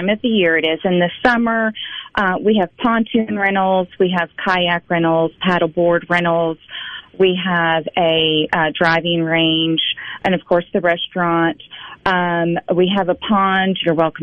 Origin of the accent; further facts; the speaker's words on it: Pittsburgh, Pennsylvania, United States; now in Fulton, United States; I am actually from Pittsburgh, Pennsylvania